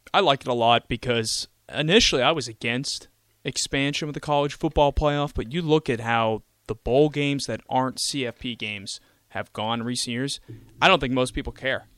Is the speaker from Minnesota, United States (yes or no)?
no; Pittsburgh, Pennsylvania, United States; I'm from Pittsburgh